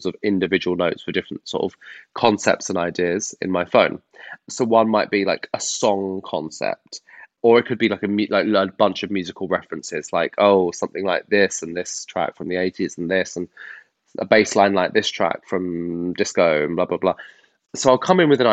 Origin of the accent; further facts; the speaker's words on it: Canterbury, South East England, United Kingdom; now in London, United Kingdom; I grew up in Canterbury in Kent